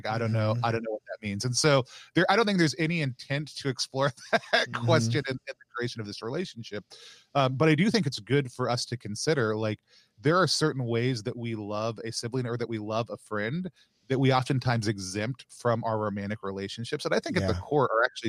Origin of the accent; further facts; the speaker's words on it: Dallas, Texas, United States; I grew up in Dallas, right? I grew up in North Dallas.